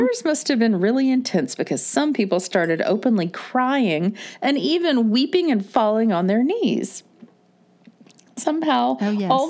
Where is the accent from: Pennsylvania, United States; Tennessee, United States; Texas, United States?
Texas, United States; I grew up Southern Baptist in Texas